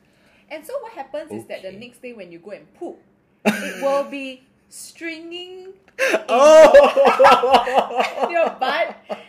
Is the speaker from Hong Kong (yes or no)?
yes; Hong Kong; now in Singapore; I'm 28 this year. I was born in Hong Kong, but now I'm in Singapore, which is where we are now.